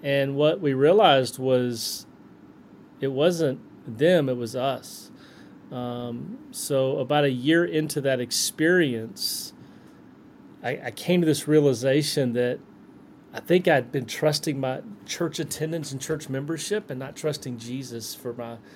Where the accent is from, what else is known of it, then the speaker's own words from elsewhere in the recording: Selma, Alabama, United States; I was born and raised in Selma, Alabama